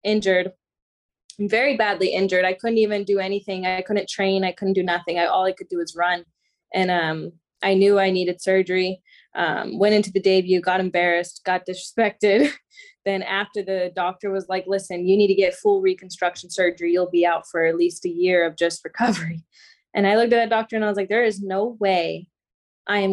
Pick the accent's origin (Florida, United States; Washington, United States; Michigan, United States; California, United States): Florida, United States; I'm from Florida